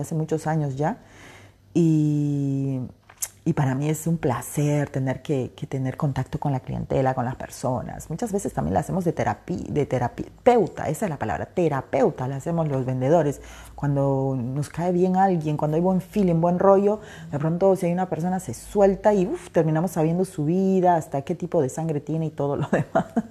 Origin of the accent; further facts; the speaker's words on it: Peru; Soy peruana